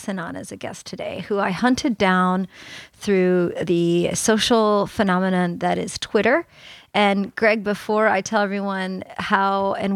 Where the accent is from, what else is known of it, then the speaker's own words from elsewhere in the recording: the South, United States; us Southerners down here